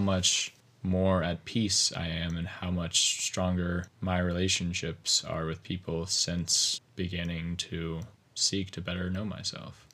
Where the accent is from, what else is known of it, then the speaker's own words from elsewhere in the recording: Covington, Virginia, United States; moved away as an adult; also born or lived in Connecticut / Chapel Hill, North Carolina / Bozeman, Montana; I grew up in Covington, Virginia. It's, um, southwestern Virginia on the Appalachian Mountains.